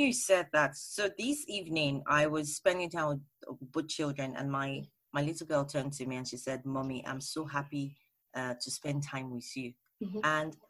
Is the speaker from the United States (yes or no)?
no; Lagos, Nigeria; now in United Kingdom; And then I moved to the UK from Lagos, Nigeria. And I had to reintegrate, learn new things, make new friends.